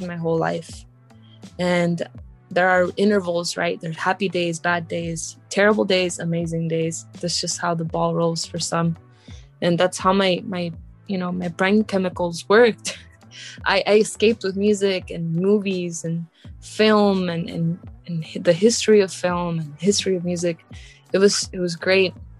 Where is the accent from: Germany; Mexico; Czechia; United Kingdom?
Mexico; Morelia, Michoacán; now in New York, United States; I'm an immigrant. I was born in Mexico, Morelia, Michoacán, which is very, very southwest of Mexico